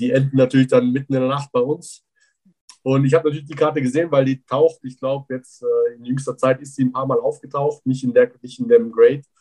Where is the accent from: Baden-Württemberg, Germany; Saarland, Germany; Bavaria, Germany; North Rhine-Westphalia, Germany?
Bavaria, Germany; Füssen; ich bin in Allgäu groß geworden, genauer gesagt in Füssen